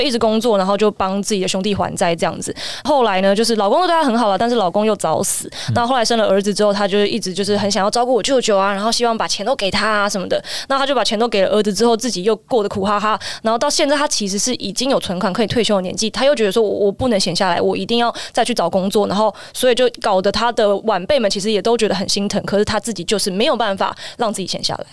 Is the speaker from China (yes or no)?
no; Taiwan; 我身为一个台湾人